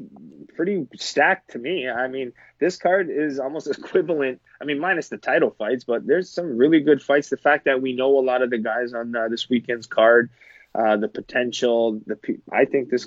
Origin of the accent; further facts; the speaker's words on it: Canada; being a Canadian